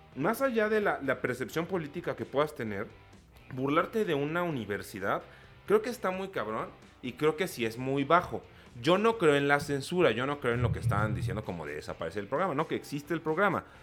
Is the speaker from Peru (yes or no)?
no; Mexico; nosotros como sociedad mexicana